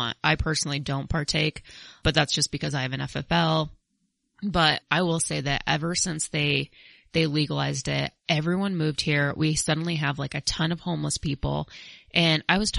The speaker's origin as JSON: {"language": "English", "region": "Colorado", "country": "United States", "said": "I'm from Colorado"}